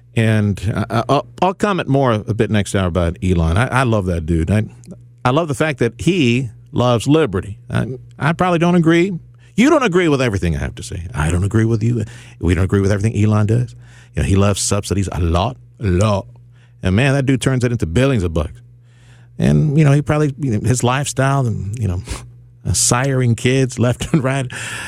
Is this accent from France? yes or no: no; Mexico; now in United States; Man, I grew up in Mexico. That was real poverty down there.